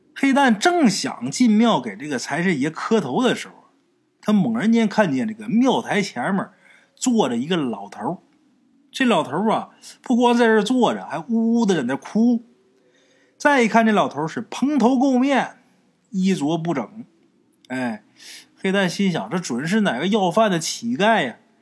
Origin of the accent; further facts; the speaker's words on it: Liaoning area, China; 咱们东北也是，辽宁那一带我老家也是这样啊